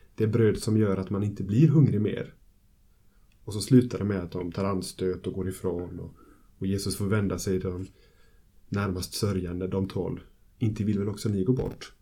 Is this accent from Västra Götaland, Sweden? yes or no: yes; Gothenburg, Västra Götaland, Sweden; Jag kommer från Göteborg och Immanuelförsamlingen, församlingsfakulteten där jag arbetar